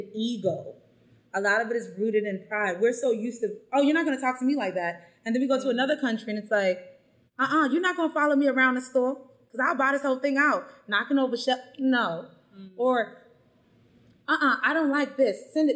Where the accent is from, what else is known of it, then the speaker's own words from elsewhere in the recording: United States; moved away as an adult; also born or lived in China / Vietnam; now in Mexico; I'm American.